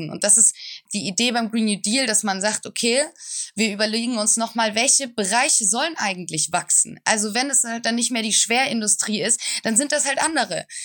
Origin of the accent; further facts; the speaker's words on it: Tübingen, Baden-Württemberg, Germany; Äh, nee, ich bin aufgewachsen und geboren in Tübingen.